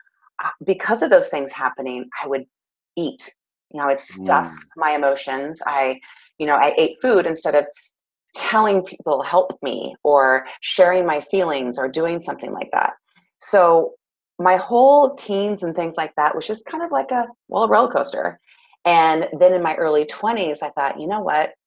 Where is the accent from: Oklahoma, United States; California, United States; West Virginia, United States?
California, United States; Clovis; now in Goleta, United States; I am from Clovis, California. So it's very much the valley part of California